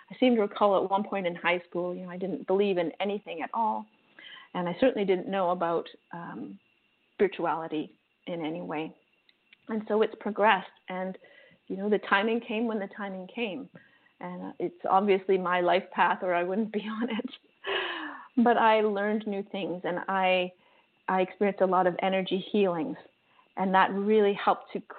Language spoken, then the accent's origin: English; Canada; now in Costa Rica; I'm Canadian